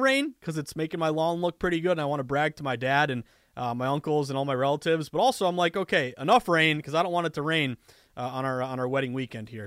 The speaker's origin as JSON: {"language": "English", "country": "United States", "also_born_or_lived": "Boston"}